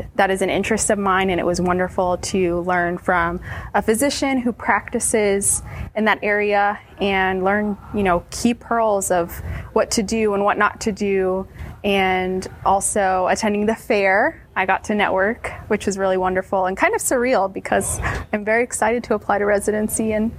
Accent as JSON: {"language": "English", "region": "North Carolina", "country": "United States", "said": "I'm from North Carolina, and I have a strong desire to stay in this state to train and practice"}